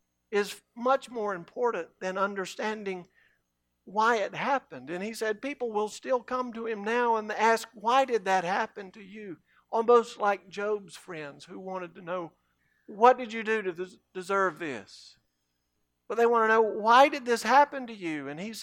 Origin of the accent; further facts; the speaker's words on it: Cairo, Cairo Governorate, Egypt; When I was growing up in Cairo, we had a public pool.